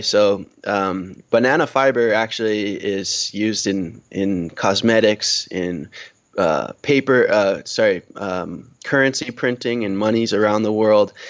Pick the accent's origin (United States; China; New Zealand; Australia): United States; Old Lyme, Connecticut; moved away as an adult; also born or lived in Vermont / Marshall Islands; now in Kosrae, Micronesia; I'm originally from Old Lyme, Connecticut. Um, I grew up there